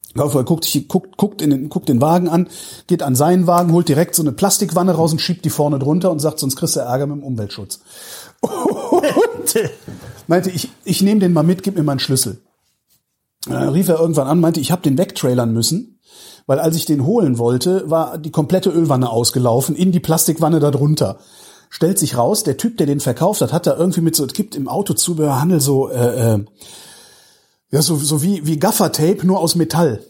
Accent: Cologne, North Rhine-Westphalia, Germany; now in Berlin, Germany; ich komme aus Köln gebürtig

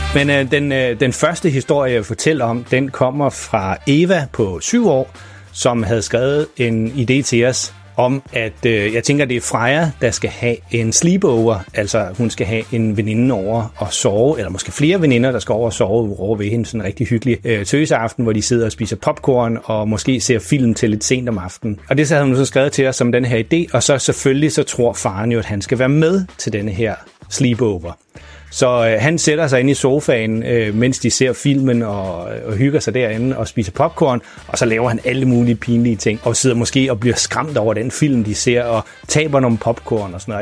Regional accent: Farum, Capital Region of Denmark, Denmark; moved away; jeg er nemlig selv opvokset i Farum

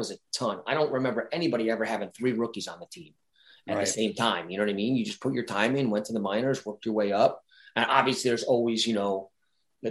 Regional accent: Brick, New Jersey, United States; I grew up in Brick, New Jersey, never left

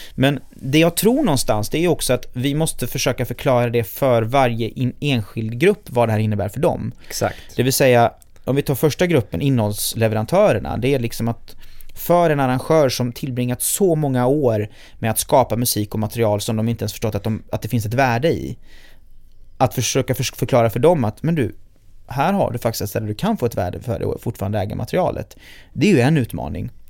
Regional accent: Gothenburg, Västra Götaland, Sweden; born or raised there

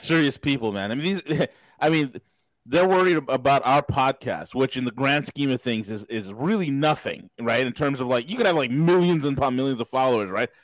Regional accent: New York, United States; moved away; I'm just a New Yorker in exile.

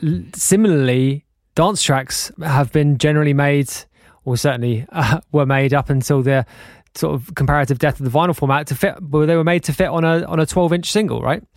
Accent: London, United Kingdom; I was born in London and brought up in the U K, but the vast majority of my family are Irish

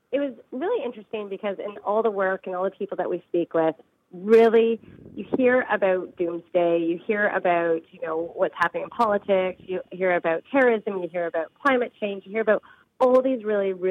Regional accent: Canada; We're one. We're Canadian.

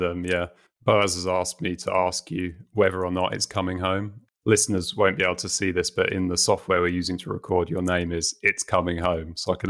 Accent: England, United Kingdom; me being an Englishman

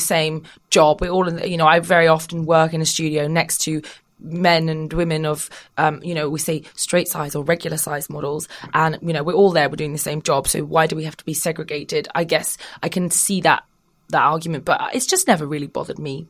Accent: United Kingdom; also born or lived in Australia; I'm British

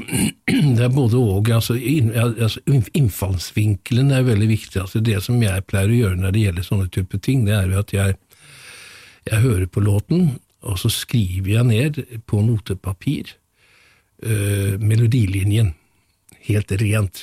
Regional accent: Gothenburg, Västra Götaland, Sweden; moved away; født i 1945 i Gøteborg. Vokste opp ved siden av Munke, Munkebecks

